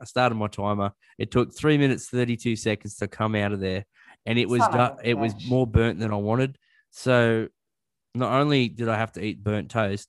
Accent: Australia; I'm Australian.

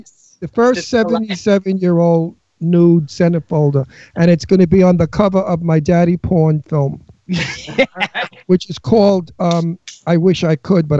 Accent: New York City, New York, United States; accent: New York; moved away as an adult; also born or lived in California; now in Doylestown, United States; I'm from Queens. I know Queens. I'm from Astoria.

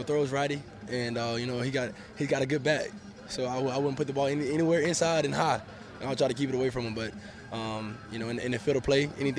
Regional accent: Montgomery, Alabama, United States; I'm from Montgomery

